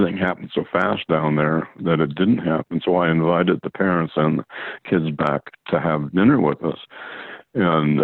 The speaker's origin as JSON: {"language": "English", "town": "Sequim", "region": "Washington", "country": "United States", "tie": "born or raised there", "also_born_or_lived": "Port Townsend, Washington", "said": "My dad worked down there, actually, when I was a kid. I was born in October 42, and he worked down there for about 6 or 7 years"}